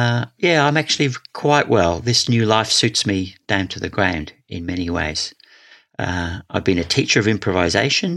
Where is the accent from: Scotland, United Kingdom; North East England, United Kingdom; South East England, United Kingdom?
Scotland, United Kingdom; also born or lived in Wales; when I was 9, we moved to Scotland. I was born in Wales.